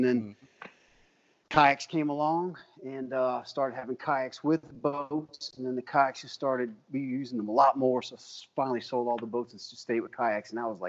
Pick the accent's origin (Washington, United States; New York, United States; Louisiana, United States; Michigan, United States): Louisiana, United States; Cajun; also born or lived in Florida / Jacksonville, Florida; now in Rockport, United States; I'm old. I'm a Cajun, bro. It's in the blood. It's in everybody across the Sabine.